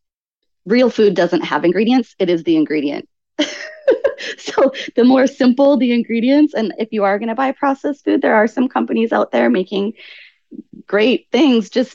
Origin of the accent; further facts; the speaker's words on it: Canada; moved away; also born or lived in Lloydminster, Canada / Assiniboia, Saskatchewan / Sylvan Lake, Alberta / Hawaii; I grew up in Canada. And then the first part of my life was in just rural towns in Canada.